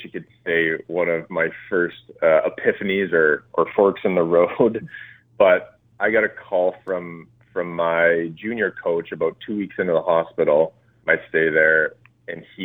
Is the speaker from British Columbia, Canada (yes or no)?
yes; Revelstoke, British Columbia, Canada; I grew up in Revelstoke, British Columbia